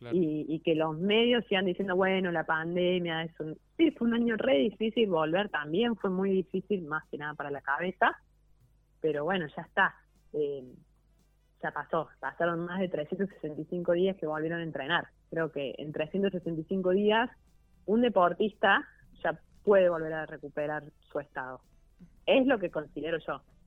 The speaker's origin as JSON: {"language": "Spanish", "country": "Argentina", "said": "somos argentinos"}